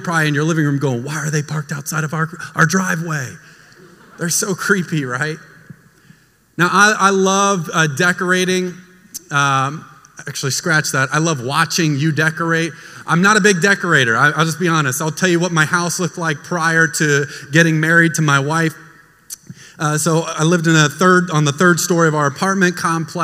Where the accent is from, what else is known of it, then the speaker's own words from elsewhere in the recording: United States; moved away; also born or lived in Florida; I grew up in Texas and Florida